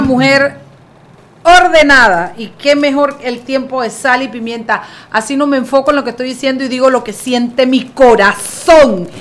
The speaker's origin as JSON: {"language": "Spanish", "region": "Chiriquí", "country": "Panama", "said": "soy yo de Chiriquí"}